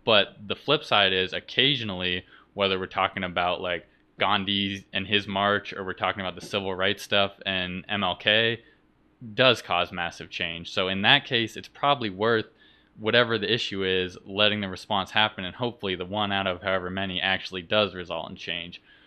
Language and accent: English; Vermont, United States; moved away; I'm from Vermont originally in New England